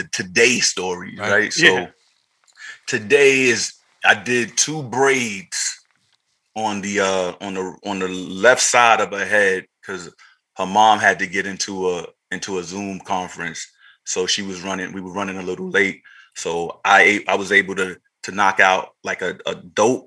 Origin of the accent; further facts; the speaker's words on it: New York City, New York, United States; also born or lived in Rockaway, Queens / Brooklyn; now in Los Angeles, United States; I grew up in Harlem